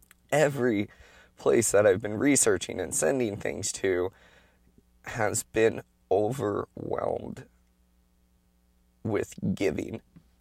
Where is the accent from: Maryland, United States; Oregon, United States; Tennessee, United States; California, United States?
Oregon, United States; And that's kind of been a normal thing growing up in Oregon.